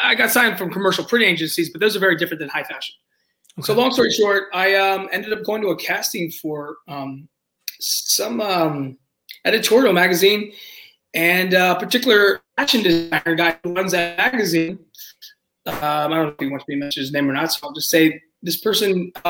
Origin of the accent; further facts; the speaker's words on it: D.C. area, Maryland, United States; I grew up in Maryland, D.C. area